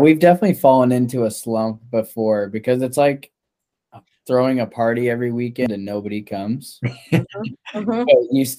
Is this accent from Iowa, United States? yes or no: yes; Iowa, United States; moved away; we're originally from Iowa.